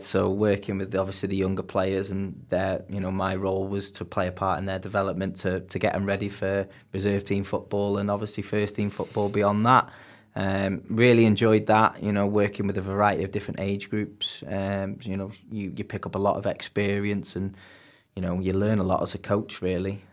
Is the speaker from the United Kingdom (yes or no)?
yes; Warrington, North West England, United Kingdom; moved away as an adult; now in Bangor-on-Dee, United Kingdom; I'm originally from England, um, grew up in Warrington